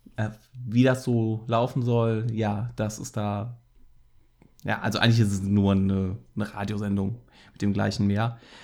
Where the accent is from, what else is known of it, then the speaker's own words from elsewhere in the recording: Cologne, North Rhine-Westphalia, Germany; als äh, Kölner ist man ja auch leidgeprüfter FC-Fan.